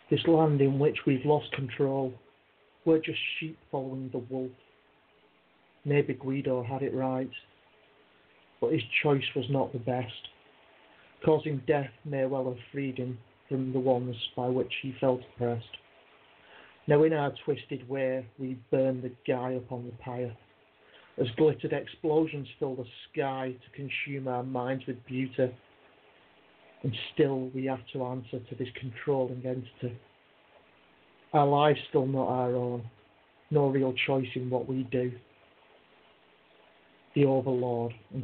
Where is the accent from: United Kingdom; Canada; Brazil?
United Kingdom; England; now in Wales, United Kingdom; I'm in Wales now, yeah, but I'm originally from England.